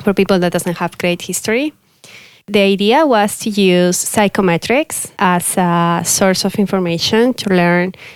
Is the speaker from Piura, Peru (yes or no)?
yes; Piura, Peru; moved away; also born or lived in Lima, Peru; I'm from Peru. And so the city is called Piura